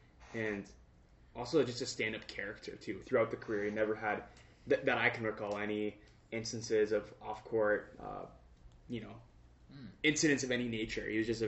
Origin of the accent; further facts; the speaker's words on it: British Columbia, Canada; Being from Canada and that kind of like the Pacific Northwest here is so cool.